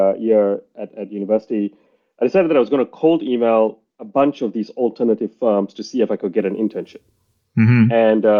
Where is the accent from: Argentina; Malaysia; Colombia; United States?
Malaysia; moved away as an adult; also born or lived in Singapore; now in United Kingdom; I was born and raised in Malaysia, spent a bit of time in Singapore, came to the UK for university, I think now 18 years ago